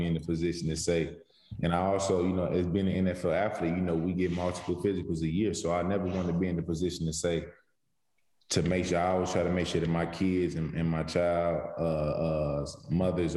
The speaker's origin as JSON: {"language": "English", "town": "St. Louis", "region": "Missouri", "country": "United States", "tie": "born or raised there", "also_born_or_lived": "Jefferson City, Missouri / North Carolina", "moved": "as an adult", "said": "growing up in St. Louis, obviously, you know, St. Louis, and then the 4 years I spent in Jefferson City"}